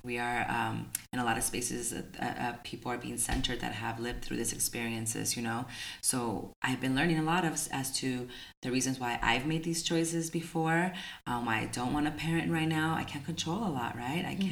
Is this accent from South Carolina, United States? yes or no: no; Tucson, Arizona, United States; my hometown in Tucson